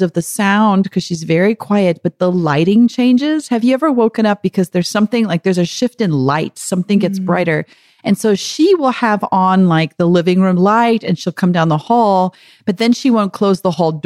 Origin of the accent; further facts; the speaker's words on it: South Africa; moved away; growing up in South Africa